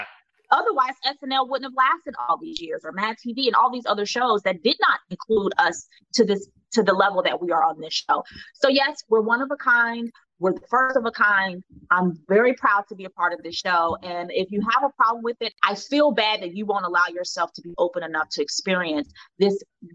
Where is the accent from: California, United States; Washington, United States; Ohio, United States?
Ohio, United States; Cincinnati; I went to the School for Creative and Performing Arts out of Ohio, Cincinnati, Ohio.